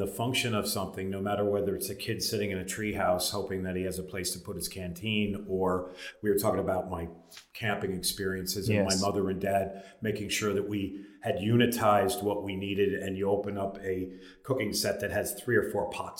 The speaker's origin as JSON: {"language": "English", "area": "Long Island", "region": "New York", "country": "United States", "tie": "born or raised there", "also_born_or_lived": "Manhattan, New York / Palm Beach, Florida", "moved": "as an adult", "lives_now": "Ireland", "said": "I'm originally from Long Island, New York, in a seaside town with a lot of heritage."}